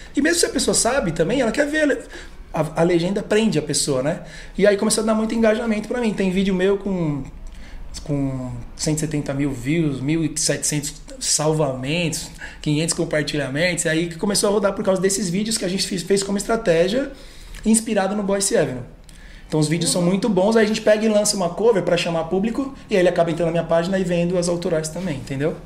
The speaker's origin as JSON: {"language": "Portuguese", "region": "São Paulo", "country": "Brazil", "tie": "born or raised there", "also_born_or_lived": "Bragança Paulista", "said": "Sou de São Paulo, mudei para lá com 12 anos de idade e cresci lá"}